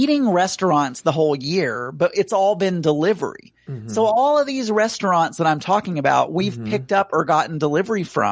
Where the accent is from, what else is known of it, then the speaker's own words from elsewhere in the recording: South Arkansas, United States; I grew up in South Arkansas.